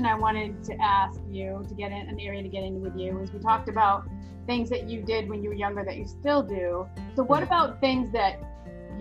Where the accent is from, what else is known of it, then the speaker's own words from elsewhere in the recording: New England, United States; I grew up in New England